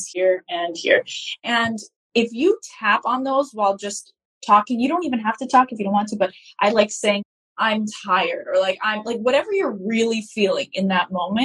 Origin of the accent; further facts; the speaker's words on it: United States; moved away as an adult; now in Lebanon; I was born in America, and until I graduated from public school